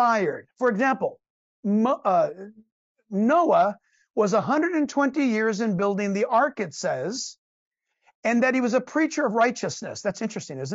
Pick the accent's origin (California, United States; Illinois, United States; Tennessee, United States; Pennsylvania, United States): California, United States; I was born and raised in California, in the United States